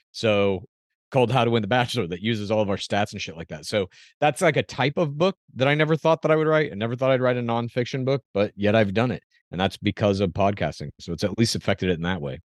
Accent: Dallas, Texas, United States; now in California, United States; I grew up in Dallas

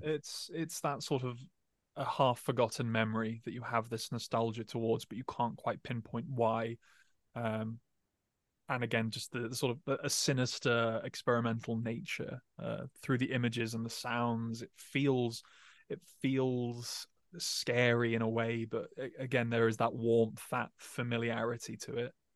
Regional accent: England, United Kingdom; growing up in England

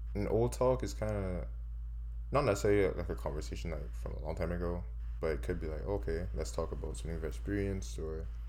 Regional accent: Barbados; now in Canada; we're from Barbados.

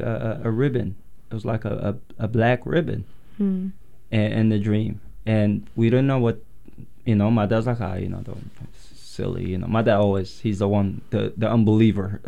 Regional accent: Yemen; now in Portland, United States; growing up in Yemen

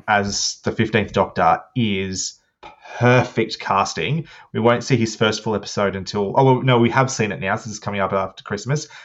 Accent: Australia; I'm Australian

